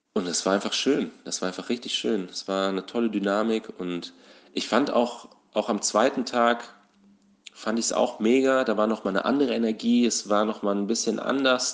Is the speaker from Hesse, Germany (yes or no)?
yes; Southern Hesse, Germany; moved away; ursprünglich komme ich aus Südhessen, da bin ich aufgewachsen, zur Schule gegangen